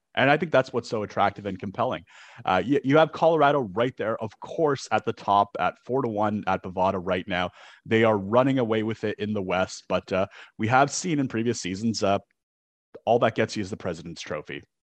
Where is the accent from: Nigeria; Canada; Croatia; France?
Canada; as a Canadian